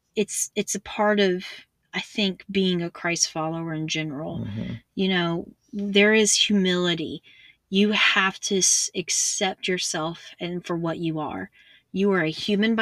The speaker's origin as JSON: {"language": "English", "town": "Cameron", "country": "United States", "tie": "born or raised there", "said": "my hometown of near Cameron"}